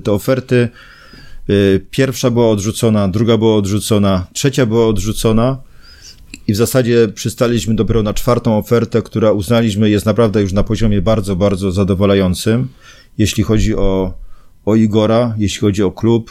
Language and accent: Polish; Zabrze, Silesian Voivodeship, Poland; ja jestem z Zabrza i w tym Zabrzu, z tego miasta nie zamierzam opuszczać